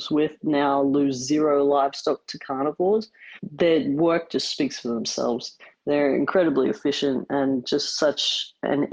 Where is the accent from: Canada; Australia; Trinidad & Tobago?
Australia; Brisbane, Queensland; moved away as an adult; also born or lived in Ghanzi District, Botswana; I'm from Brisbane in Australia, which is where I'm currently living